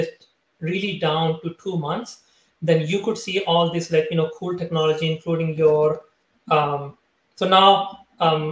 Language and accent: English; Pakistan; moved away; I am from Pakistan originally. I was born there